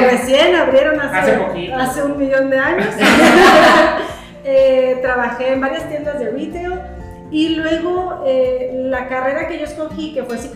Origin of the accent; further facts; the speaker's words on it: San Diego, California, United States; moved away as an adult; also born or lived in Tijuana, Mexico; Yo crecí en San Diego. Yo la verdad que viví y crecí en San Diego hasta que me casé.